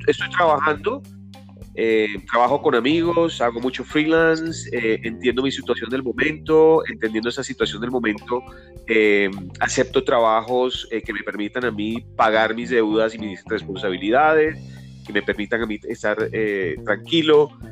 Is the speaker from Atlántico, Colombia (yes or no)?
yes; Barranquilla, Atlántico, Colombia; moved away as an adult; now in Bogotá, Colombia; yo soy barranquillero, tengo 48 años, vivo en Bogotá hace 26 años